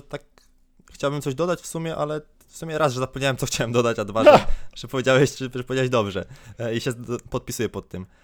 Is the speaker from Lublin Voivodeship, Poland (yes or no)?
no; Grudziądz, Kuyavian-Pomeranian Voivodeship, Poland; jestem z Grudziądza